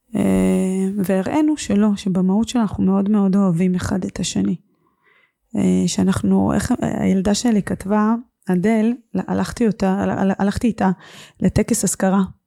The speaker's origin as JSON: {"language": "Hebrew", "country": "Israel", "tie": "born or raised there", "also_born_or_lived": "Russia", "said": "כשעליתי לארץ בגיל שש"}